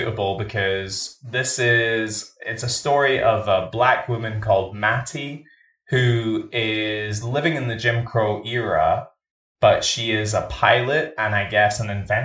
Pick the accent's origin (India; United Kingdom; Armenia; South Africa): United Kingdom; Scotland; I'm Scottish and I grew up in a working class background.